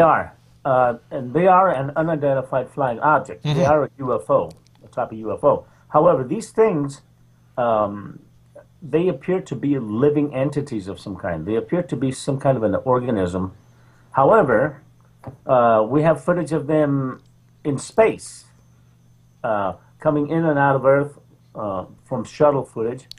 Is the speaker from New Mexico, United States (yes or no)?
yes; Roswell, New Mexico, United States; now in Mission Hills, United States; I was uh, raised in Roswell, New Mexico. I'm from Roswell, the epicenter of UFOs.